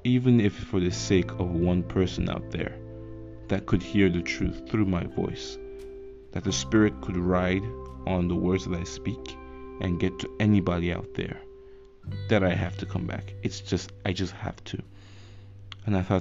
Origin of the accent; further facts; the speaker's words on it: Nigeria; I live in Nigeria. I'm a Nigerian.